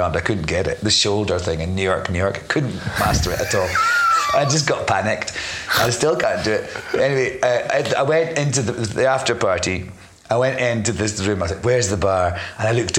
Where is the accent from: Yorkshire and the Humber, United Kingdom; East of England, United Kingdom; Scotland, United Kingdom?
Scotland, United Kingdom; moved away as an adult; also born or lived in London; I'm Scottish, but I lived in London for 10 years.